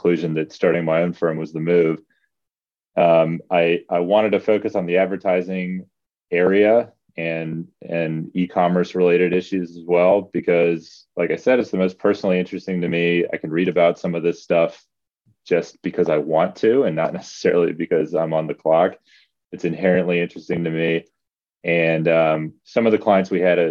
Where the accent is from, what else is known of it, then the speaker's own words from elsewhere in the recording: Virginia Beach, Virginia, United States; moved away as an adult; also born or lived in Davis, California; now in Los Angeles, United States; I grew up in Virginia Beach